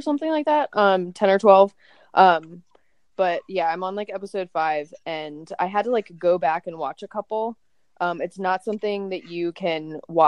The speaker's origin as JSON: {"language": "English", "region": "Maryland", "country": "United States", "said": "I'm originally from Maryland"}